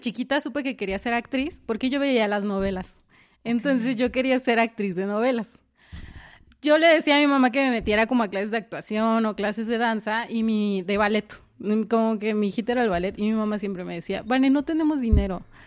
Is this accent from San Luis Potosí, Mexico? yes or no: no; Jiutepec, Morelos, Mexico; yo soy de Morelos y pues Morelos no es un estado donde haya mucho teatro. Y en mi municipio menos